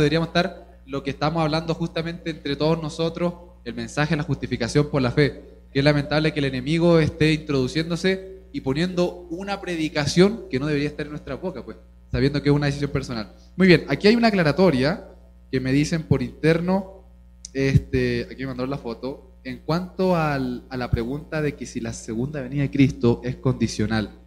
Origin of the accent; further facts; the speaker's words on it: Chile; also born or lived in Venezuela; en Chile yo de chiquito fui criado de que me tenían que ver gordo